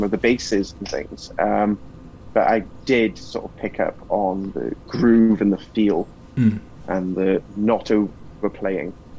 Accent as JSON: {"language": "English", "town": "Cardiff", "region": "Wales", "country": "United Kingdom", "said": "being Welsh"}